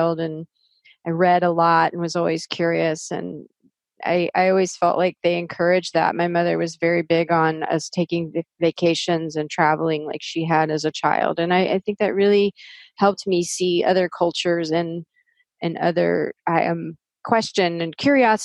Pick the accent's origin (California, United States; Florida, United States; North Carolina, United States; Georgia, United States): Florida, United States; Florida Gulf Coast, United States; I was born in Florida. I'm a native Floridian, which is a rare breed these days. And so I was born and raised on the Gulf Coast near the water.